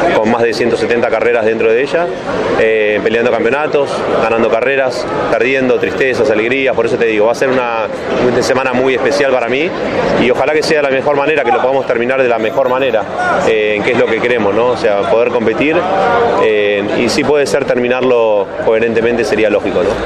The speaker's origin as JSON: {"language": "Spanish", "region": "Buenos Aires", "country": "Argentina", "tie": "born or raised there", "said": "Buenos Aires es donde crecí"}